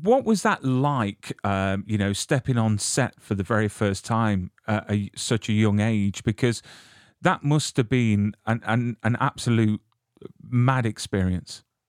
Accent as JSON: {"language": "English", "country": "United Kingdom", "said": "I'm from the UK"}